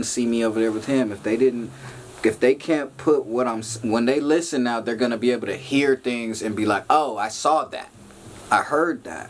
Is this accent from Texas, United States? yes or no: no; Long Beach, California, United States; I'm from Long Beach, California, north side, but all Long Beach. I lived everywhere from Artesia to Ocean